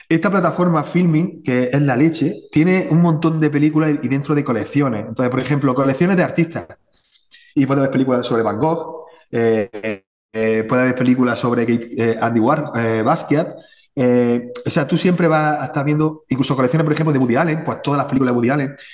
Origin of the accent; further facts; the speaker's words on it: Spain; al final yo soy español, ¿no? Y al final la escuela española, pues está Murillo, está Velázquez, ¿vale? Está Goya.